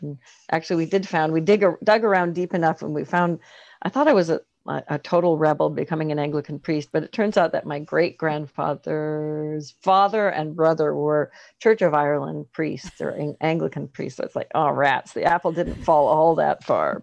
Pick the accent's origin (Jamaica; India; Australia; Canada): Canada; being Canadian